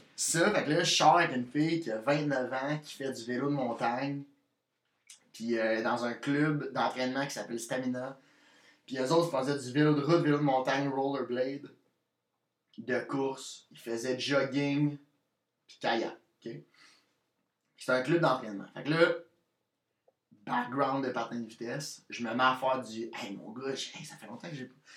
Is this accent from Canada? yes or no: yes; Victoriaville, Quebec, Canada; je viens de Victoriaville, qui est proche de Québec qui est à 40, minutes de, Québec